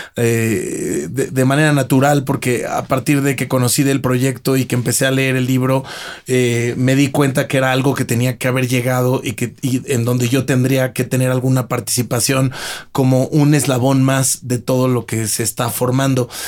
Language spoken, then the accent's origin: Spanish; Mexico; viviendo, naciendo y estudiando y creciendo en México